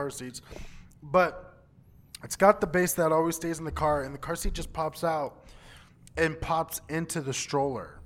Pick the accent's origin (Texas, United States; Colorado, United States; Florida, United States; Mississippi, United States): Texas, United States; moved away; I grew up in Texas